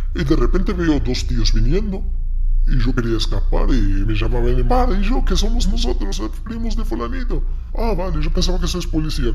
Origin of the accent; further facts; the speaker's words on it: Morocco; Spanish is a second language; also born or lived in Ceuta / Marbella; now in Spain; yo en ese momento ya teníamos internet en Marruecos